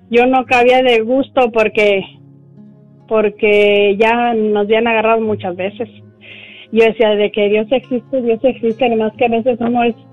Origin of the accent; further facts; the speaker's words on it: Mexico; moved away; Pero, pero uno bien señalado cuando yo todavía no tenía mis, mis papeles. Pues me, vine de allá de México